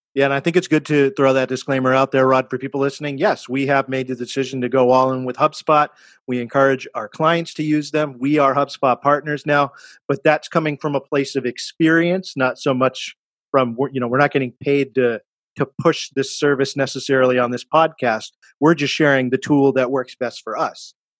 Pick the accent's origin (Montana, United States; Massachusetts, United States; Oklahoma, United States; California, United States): Massachusetts, United States; Cambridge; When you say Cambridge, we're talking about my hometown, Massachusetts